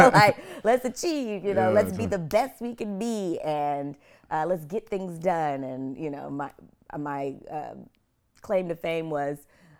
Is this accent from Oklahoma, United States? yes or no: yes; Oklahoma City, Oklahoma, United States; also born or lived in Idaho / Montana; I'm an Okie girl. I'm from Oklahoma City, but I'm a military brat. My dad was in the Air Force. So I lived in Idaho and Montana first and then moved to Oklahoma.